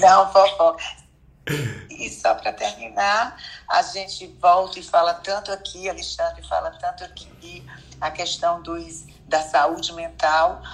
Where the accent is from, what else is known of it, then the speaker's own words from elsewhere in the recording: Salvador, Bahia, Brazil; also born or lived in Petrolina, Pernambuco; Eu nasci em Pernambuco, Petrolina, mas vim aqui para Bahia